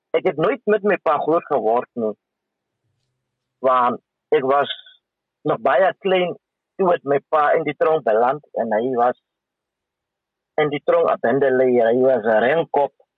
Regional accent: Windhoek, Khomas, Namibia; ek is gebore in Windhoek en ek het as alleen kind groot geword.

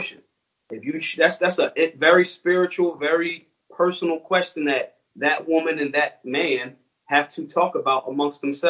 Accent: Philadelphia, Pennsylvania, United States; I'm from Philly

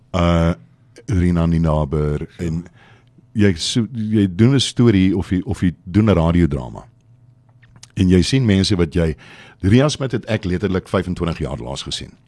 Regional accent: Port Elizabeth, Eastern Cape, South Africa; in my familie is ek kom van PE af. Dis die Oos-Kaap.

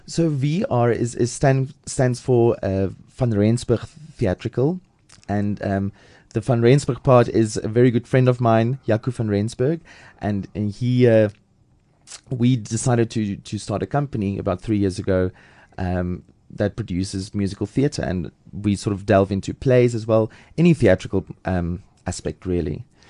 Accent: Lady Grey, Eastern Cape, South Africa; moved away as an adult; also born or lived in Port Elizabeth / Pretoria; now in Johannesburg, South Africa; I'm from the Eastern Cape

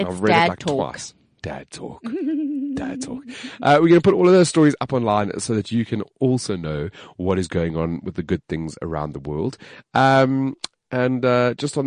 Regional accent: South Africa; I'm African, man. I'm from South Africa.

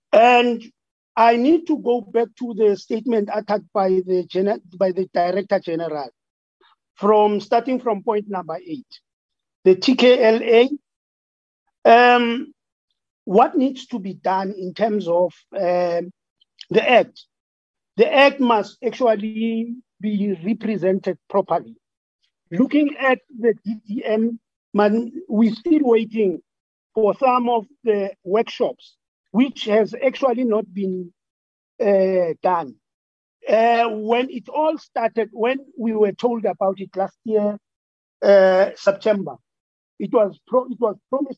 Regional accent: Amajuba District, KwaZulu-Natal, South Africa; from Amachuba District in KZN. I'm actually a local chief for Gule Tribal Authority.

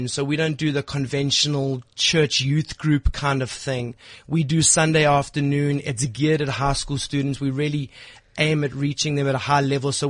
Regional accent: East London, Eastern Cape, South Africa; moved away as an adult; now in Johannesburg, South Africa; I'm not actually from Johannesburg. I'm actually from a little rural town called East London.

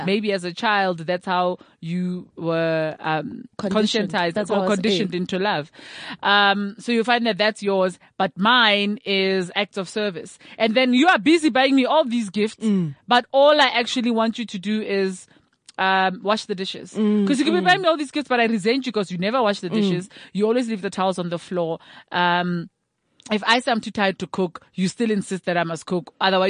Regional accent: South Africa; it speaks to how we see ourselves as South African.

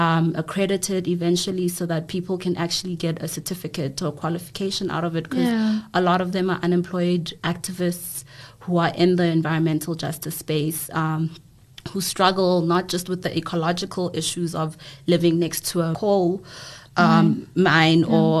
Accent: KwaMashu, KwaZulu-Natal, South Africa; being raised in a very Western sort of setting, when originally I'm from Guamashu, and like the clash and the push and pull between those two spaces

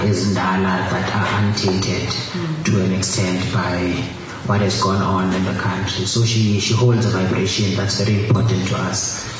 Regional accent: Eastern Cape, South Africa; artists, you know, from the Eastern Cape

